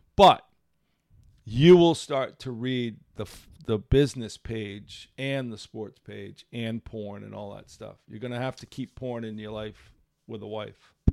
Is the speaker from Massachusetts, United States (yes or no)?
yes; Seekonk, Massachusetts, United States; I grew up in Seekonk.